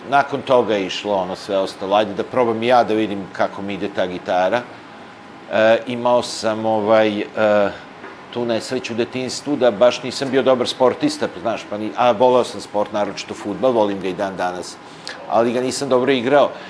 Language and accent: Croatian; Bečej, Vojvodina, Serbia; also born or lived in Vrbas / Kula / Montenegro (ancestry); odrastanje u Bečeju